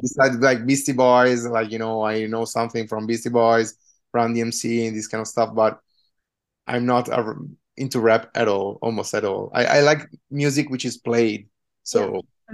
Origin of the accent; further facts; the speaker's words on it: Trento, Trentino-Alto Adige, Italy; moved away; I come from a small city called Trento, which is in the northeast